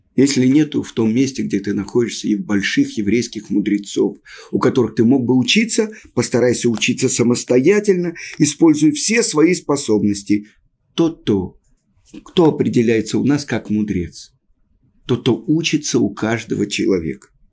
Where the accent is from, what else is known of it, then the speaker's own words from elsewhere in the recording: Russia; moved away as an adult; also born or lived in Moscow, Russia; now in Israel; мы, люди из России